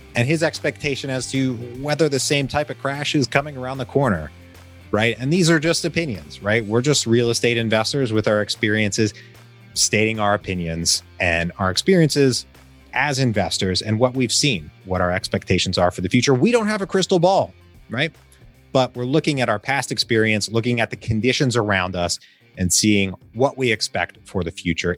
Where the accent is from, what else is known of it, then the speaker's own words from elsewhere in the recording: Richmond, Virginia, United States; moved away; my hometown of Richmond, Virginia